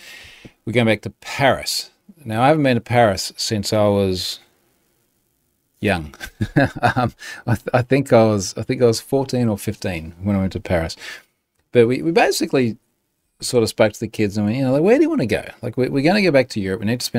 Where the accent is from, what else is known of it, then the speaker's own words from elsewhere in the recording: Australia; So as my Aussie tourist ambassador responsibility. Yeah, come to Australia. It's awesome.